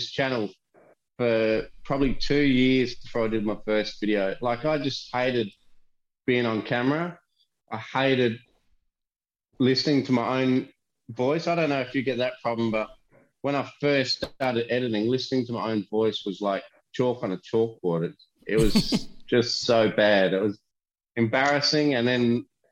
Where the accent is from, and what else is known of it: Australia